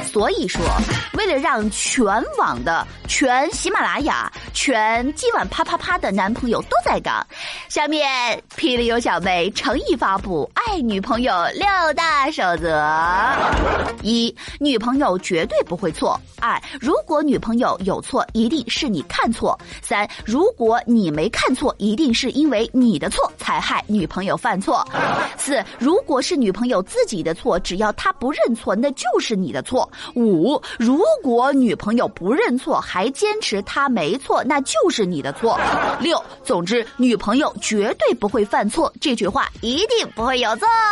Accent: northern China, China; 作为一个北方人，我七岁的时候呢，第一次去到一家四川餐馆儿

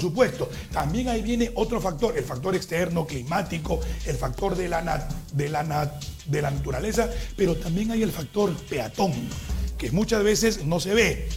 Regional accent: Peru; tanto lo de la costa como lo de la sierra como lo de la selva somos peruanos

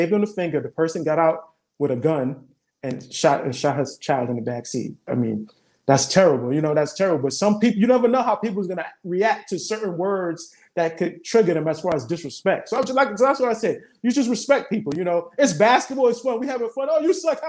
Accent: New York City, New York, United States; growing up in Brooklyn

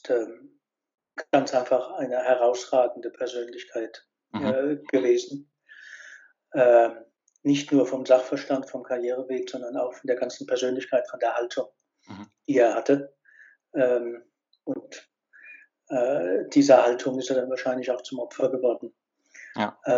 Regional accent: Worms, Rhineland-Palatinate, Germany; ich bin in Worms äh, aufgewachsen, zur Schule gegangen

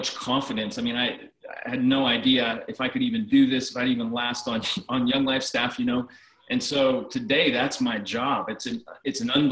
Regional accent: Ohio, United States; moved away as an adult; also born or lived in West Virginia; I grew up in Ohio and came to West Liberty State College

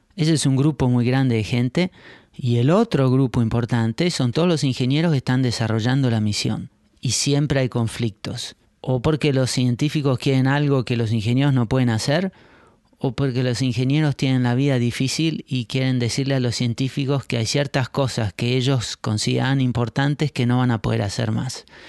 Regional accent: Argentina; now in Netherlands; Yo nací y crecí en Argentina en años complicados

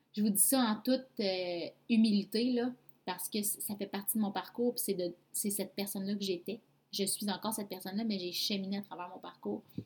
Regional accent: Abitibi-Témiscamingue, Quebec, Canada; also born or lived in Mont-Tremblant; Je suis revenue dans ma région natale, en fait, parce que à ce moment-là, j'habitais à Mont-Tremblant. Et je suis revenue en Abitibi-Témiscamingue

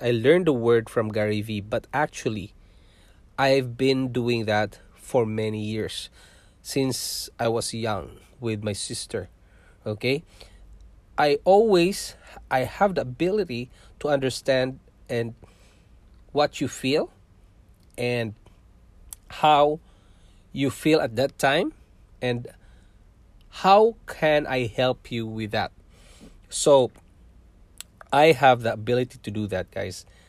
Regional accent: southern Philippines, Philippines; moved away as an adult; also born or lived in Singapore; now in Canada; I have lots of friends, guys, when I was in our hometown, and that is in south of Philippines

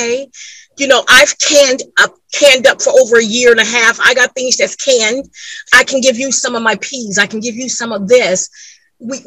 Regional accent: California, United States; moved away; I'm from California

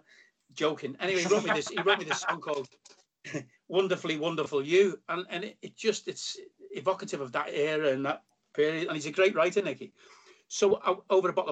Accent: Liverpool, North West England, United Kingdom; moved away; It was brilliant to come back to Liverpool. And finish in my hometown

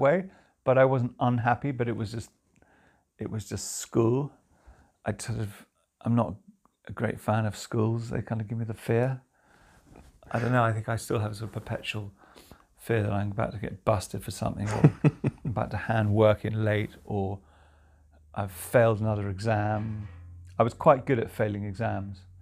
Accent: Chilson, South East England, United Kingdom; also born or lived in London; now in Somerset, United Kingdom; I was born in London. Spent a lot of my childhood in Oxfordshire, particularly in a little thatched cottage in a tiny hamlet called Chilson.

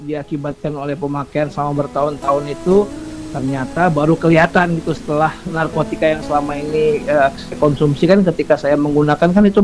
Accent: Medan, North Sumatra, Indonesia; born there; now in Jakarta, Indonesia; ya, saya …. Saya lahir di Medan.

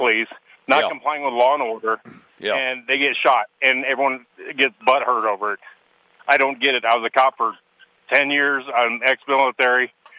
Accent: Wyoming, United States; I'm from Wyoming. We're a conservative state.

